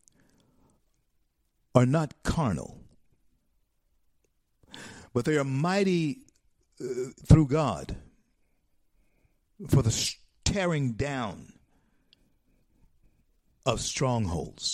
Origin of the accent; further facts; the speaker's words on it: Louisiana, United States; I'm just too much of a Louisianian